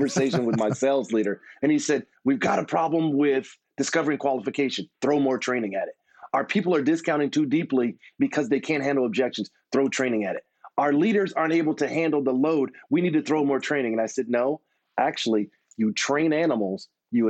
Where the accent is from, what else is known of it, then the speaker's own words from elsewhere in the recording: Texas, United States; being a Texan